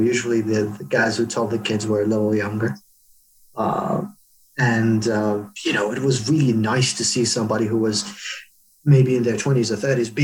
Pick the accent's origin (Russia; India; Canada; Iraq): Iraq; Baghdad, Baghdad Governorate; moved away; I was born in Baghdad in Iraq